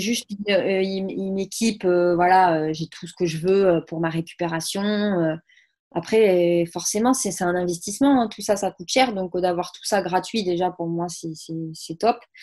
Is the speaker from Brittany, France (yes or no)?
no; Saint-Gaudens, Occitania, France; chez moi à Saint-Gaudens